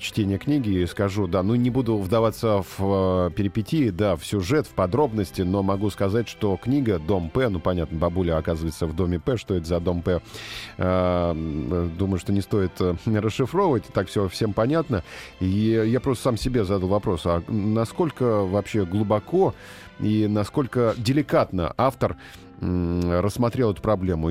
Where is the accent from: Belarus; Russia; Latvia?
Russia; Chelyabinsk, Chelyabinsk Oblast; я из Челябинска сама